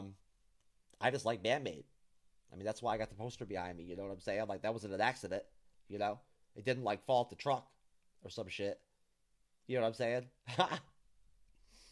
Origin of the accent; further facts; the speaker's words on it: New York, United States; I'm from New York, born and raised